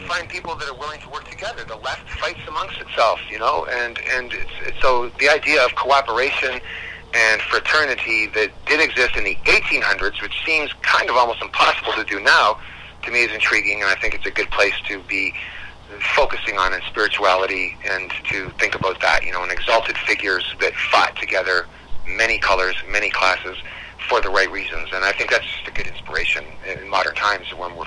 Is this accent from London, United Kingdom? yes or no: no; Scotland, United Kingdom; now in Canada; I am from Scotland. I'm not even from this continent.